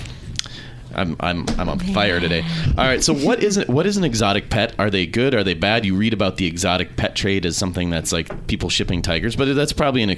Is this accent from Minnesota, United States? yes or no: yes; Minnesota, United States; I grew up in Minnesota